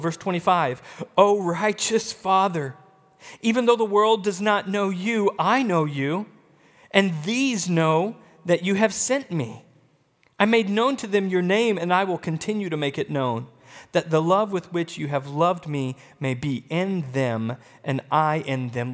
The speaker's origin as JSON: {"language": "English", "region": "the South", "country": "United States", "tie": "born or raised there", "also_born_or_lived": "Texas / Midwest", "moved": "as an adult", "said": "I grew up in the South. My whole life up until ten years ago, I was abundantly using phrases like y'all"}